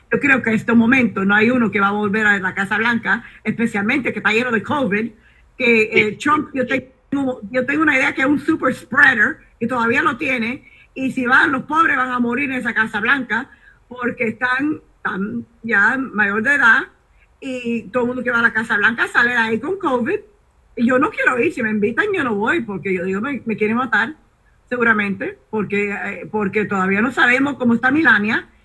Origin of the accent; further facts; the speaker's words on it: Cuba; decir aquí tenemos republicanos y somos cubanos y somos eh, para los republicanos.